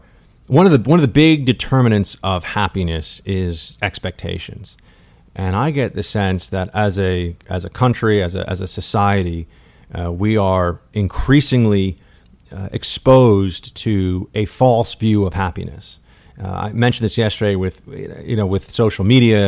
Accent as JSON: {"language": "English", "town": "New York City", "region": "New York", "country": "United States", "tie": "born or raised there", "said": "I grew up here in New York City"}